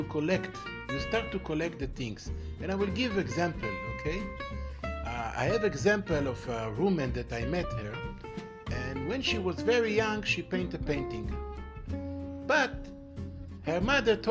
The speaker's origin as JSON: {"language": "English", "country": "Israel", "said": "I'm from Israel. I'm living in Israel"}